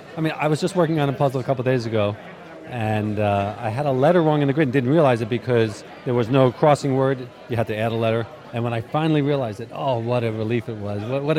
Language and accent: English; Great Neck, New York, United States; I'm from Great Neck, New York.